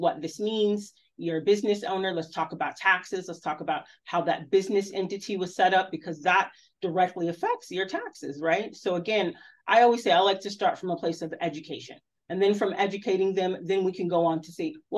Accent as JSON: {"language": "English", "region": "Southern California", "country": "United States", "moved": "as an adult", "said": "I'm from Southern California"}